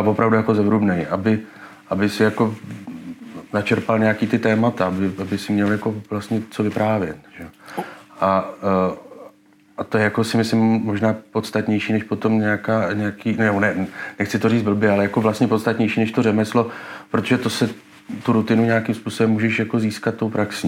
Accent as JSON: {"language": "Czech", "country": "Czechia"}